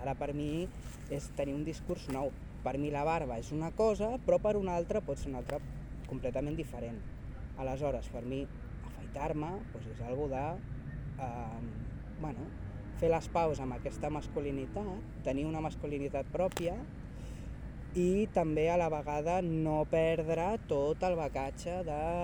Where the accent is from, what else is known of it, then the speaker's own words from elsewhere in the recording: Sabadell, Catalonia, Spain; nascut a Sabadell i he viscut a Sabadell gairebé tota la meva vida.